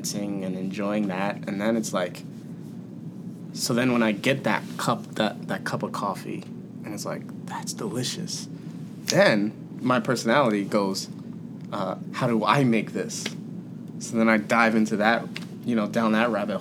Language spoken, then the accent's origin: English; Baltimore, Maryland, United States; I grew up in Baltimore. I grew up in Baltimore City